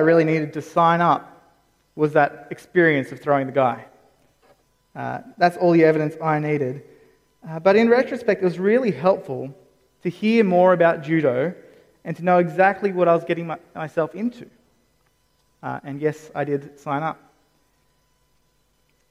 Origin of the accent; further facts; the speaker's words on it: Campbelltown, New South Wales, Australia; I grew up in Campbelltown.